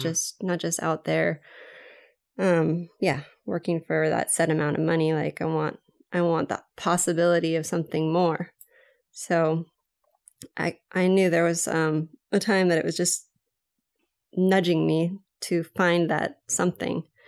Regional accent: Maui, Hawaii, United States; I'm from Maui, Hawaii

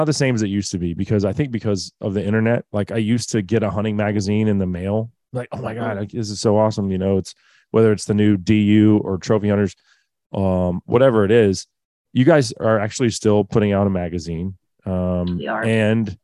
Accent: Dallas, Texas, United States; I'm from Dallas

